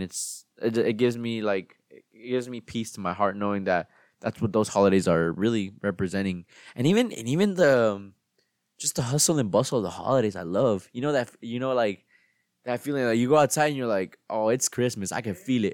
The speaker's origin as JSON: {"language": "English", "country": "United States", "tie": "born or raised there", "said": "me growing up in the United States and celebrating Thanksgiving"}